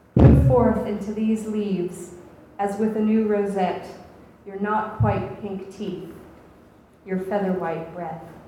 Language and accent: English; Atlanta, Georgia, United States; now in Oxford, United Kingdom; I grew up in Atlanta